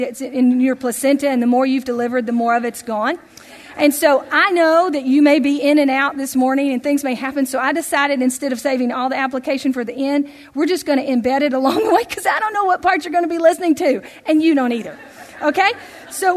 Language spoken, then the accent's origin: English; Tennessee, United States; growing up in Tennessee